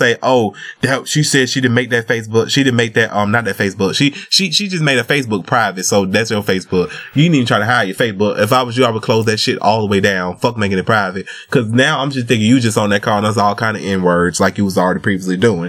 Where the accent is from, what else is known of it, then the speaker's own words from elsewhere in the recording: the South, United States; I'm from the South too